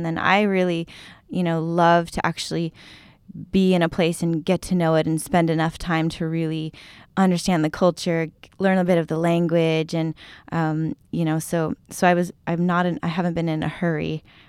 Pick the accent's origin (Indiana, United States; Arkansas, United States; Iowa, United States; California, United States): California, United States; San Diego; I grew up in San Diego, and so my sailing dreams were kind of born on the coast of California and Mexico.